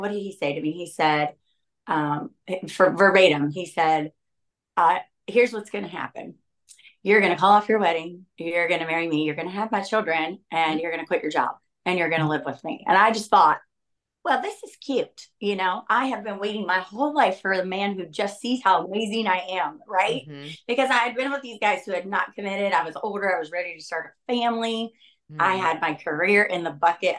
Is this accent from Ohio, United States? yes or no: yes; Ohio, United States; moved away as an adult; now in California, United States; I was born in Ohio in a small town.